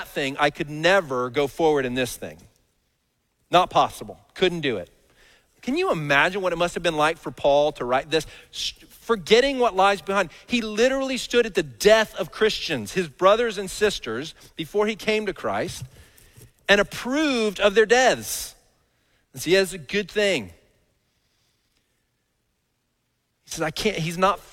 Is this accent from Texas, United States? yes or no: yes; Dallas, Texas, United States; I grew up in Dallas.